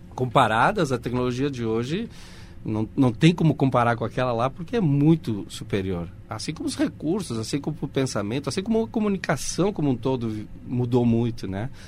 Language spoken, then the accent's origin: Portuguese; Porto Alegre, Rio Grande do Sul, Brazil; also born or lived in Uruguay; now in Caxias do Sul, Brazil; Ficamos cinco anos em Porto Alegre, em 79 chegamos em Caxias.